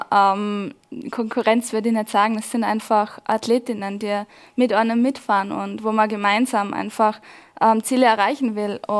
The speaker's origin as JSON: {"language": "German", "town": "Laterns", "region": "Vorarlberg", "country": "Austria", "tie": "born or raised there", "said": "mein Heimatskigebiet. Das ist meine Heimat, wo ja, wo mir auch so gut tut, wo ähm, wo ich immer wieder gern zurückkehre."}